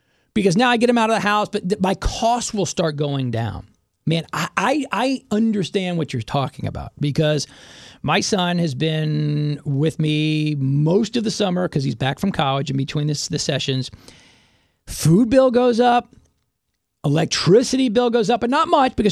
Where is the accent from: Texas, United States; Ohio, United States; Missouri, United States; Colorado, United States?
Texas, United States; Dallas; now in Houston, United States; I grew up in North Dallas